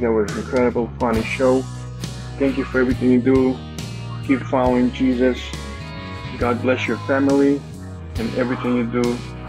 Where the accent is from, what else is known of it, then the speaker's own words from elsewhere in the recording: Russia; also born or lived in America; now in United States; I live in America now, but I'm from Russia.